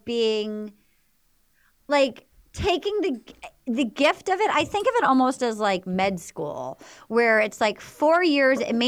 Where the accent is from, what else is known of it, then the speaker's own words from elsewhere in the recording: New England, United States; moved away; I grew up in the New England